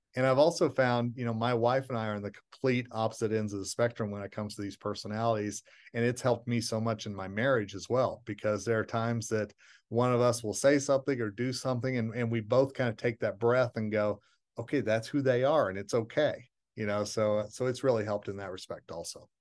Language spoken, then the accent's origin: English; Tulsa, Oklahoma, United States; my hometown of Tulsa, Oklahoma